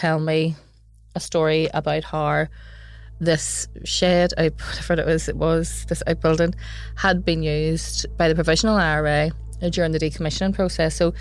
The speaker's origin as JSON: {"language": "English", "town": "Belfast", "region": "Northern Ireland", "country": "United Kingdom", "said": "I am from West Belfast"}